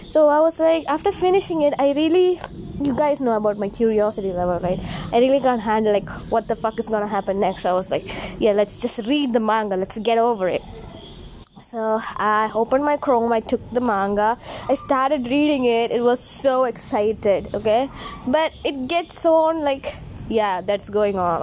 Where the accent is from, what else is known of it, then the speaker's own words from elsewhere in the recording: India; as an Indian and proud to be one